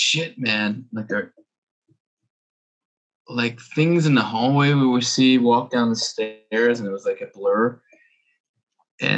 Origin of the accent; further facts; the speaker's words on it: New York City, New York, United States; also born or lived in Arizona; now in Tokyo, Japan; I was born in Brooklyn.